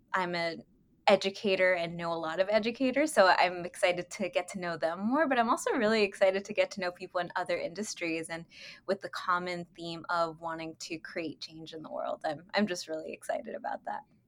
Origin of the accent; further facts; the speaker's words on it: Inglewood, California, United States; moved away as an adult; also born or lived in Lennox, California / Hawthorne, California / Massachusetts / Texas; I am originally from California. Uh, I grew up in Inglewood, Lenox, and Hawthorne.